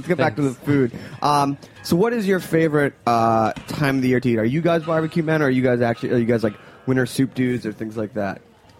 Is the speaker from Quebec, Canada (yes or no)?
yes; Montreal, Quebec, Canada; moved away; That's my hometown.